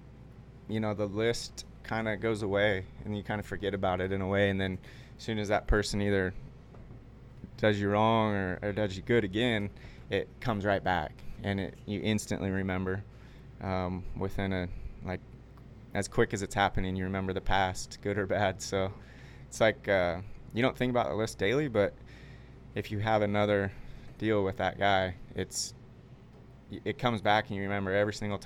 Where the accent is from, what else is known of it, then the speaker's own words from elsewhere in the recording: Enumclaw, Washington, United States; now in North Carolina, United States; I'm from Enumclaw, and I live in North Carolina now, and I love where I grew up